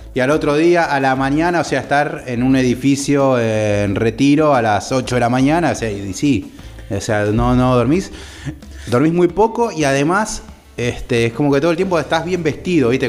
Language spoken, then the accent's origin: Spanish; Argentina; nuestra querida patria